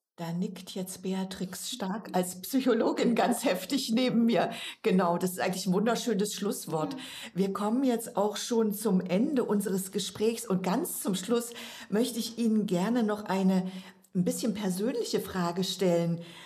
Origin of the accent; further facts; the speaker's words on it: Saxony, Germany; bei uns in Sachsen